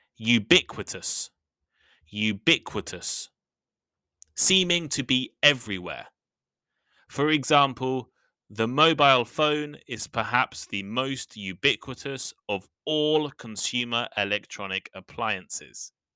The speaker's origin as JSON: {"language": "English", "region": "England", "country": "United Kingdom", "moved": "as an adult", "lives_now": "Japan", "said": "I come from England, where you can never see cigarettes in shops."}